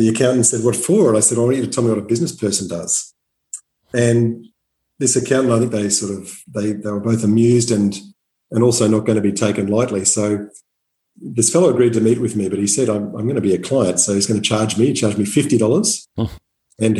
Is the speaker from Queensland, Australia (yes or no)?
yes; Townsville, Queensland, Australia; moved away as an adult; also born or lived in Atherton, Queensland / Brisbane; I grew up in North Queensland. So I'm from Atherton and grew up all over country Queensland before doing most of my schooling in Townsville.